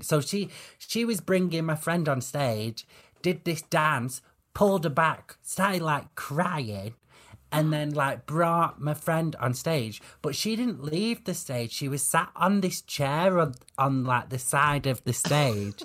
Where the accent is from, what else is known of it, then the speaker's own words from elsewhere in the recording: the north of England, United Kingdom; I'm a lot more northern than I am gay